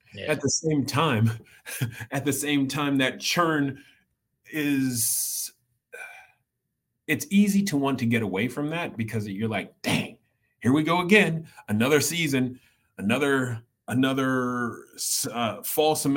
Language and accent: English; Iowa City, Iowa, United States; growing up in Iowa City